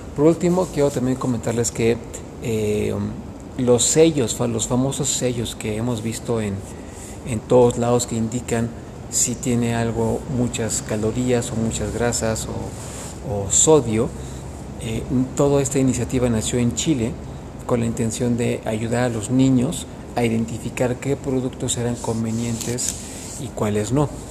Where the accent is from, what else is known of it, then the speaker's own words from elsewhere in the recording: Mexico; tenemos como mexicanos